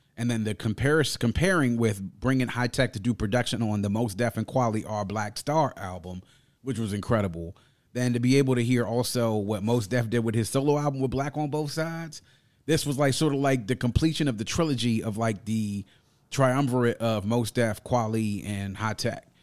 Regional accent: Mitchellville, Maryland, United States; my neighborhood where I grew up in Mitchellville was the neighborhood that I pretty much went there when I started kindergarten and then stayed there until after I graduated

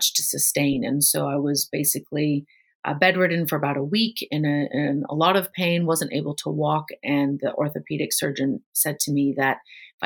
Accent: Chicago, Illinois, United States; moved away; also born or lived in Hong Kong; I grew up in Chicago, Illinois, and that was definitely one of the major sports there

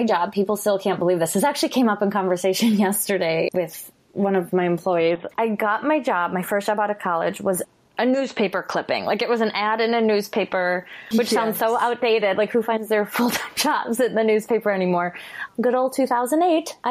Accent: Chicago, Illinois, United States; I'm from Chicago

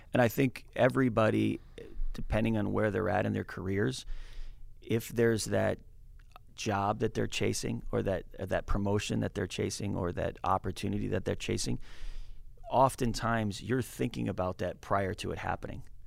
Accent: New England, United States; moved away as an adult; also born or lived in Minneapolis / San Francisco; as a kid from New England, uh, and growing up in New England

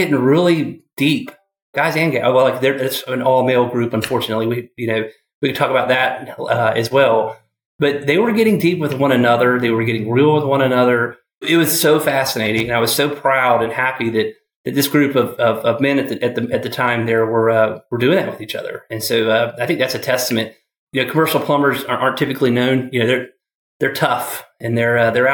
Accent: Atlanta, Georgia, United States; moved away as an adult; also born or lived in Clemson, South Carolina; now in Charlotte, United States; I moved here from Atlanta. Well, I grew up in Atlanta. I went to Clemson and then came to Charlotte

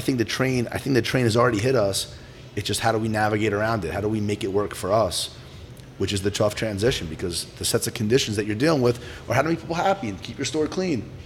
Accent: New Jersey, United States; pizzerias that I grew up with in Jersey

